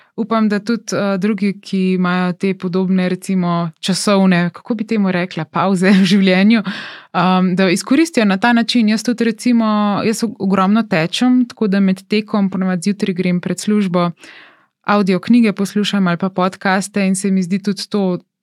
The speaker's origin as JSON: {"language": "Slovenian", "country": "Slovenia"}